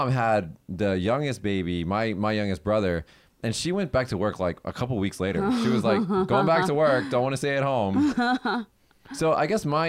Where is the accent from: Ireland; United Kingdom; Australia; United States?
United States; now in Japan; I'm from America